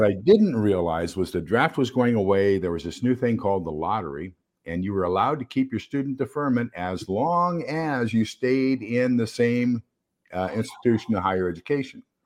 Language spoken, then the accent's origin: English; El Paso, Texas, United States; moved away; I'm originally from El Paso, Texas